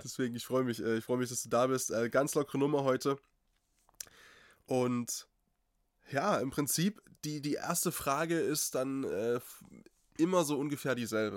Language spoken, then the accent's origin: German; Eastern Ore Mountains, Saxony, Germany; accent: Saxon; moved away; ich bin Sachse durch und durch. Ich bin zwischen Dresden und Tschechien geboren, äh, so, also im, im tiefsten Osterzgebirge.